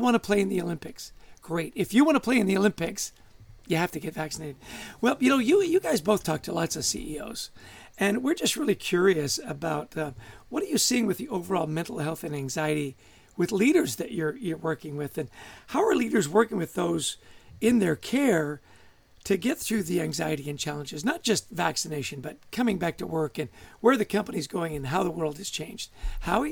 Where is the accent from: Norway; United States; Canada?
Canada; Adrian and I grew up in Canada.